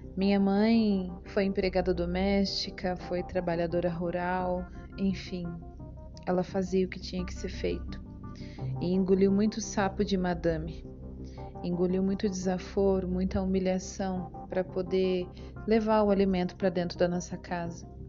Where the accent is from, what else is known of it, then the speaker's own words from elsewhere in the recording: São João da Boa Vista, São Paulo, Brazil; Nasci na Vila Seca, antiga Vila Seca, no bairro do DR, em São João da Boa Vista, interior de São Paulo